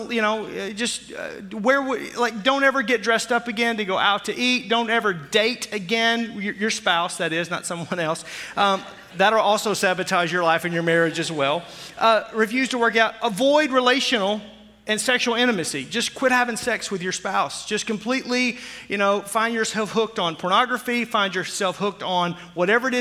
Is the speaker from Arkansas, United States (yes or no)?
yes; Arkansas, United States; I grew up in Arkansas.